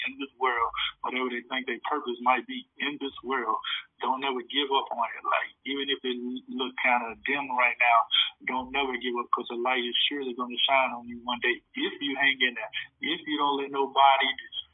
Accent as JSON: {"language": "English", "town": "Rock Hill", "region": "South Carolina", "country": "United States", "tie": "born or raised there", "said": "my hometown, Rock Hill, South Carolina"}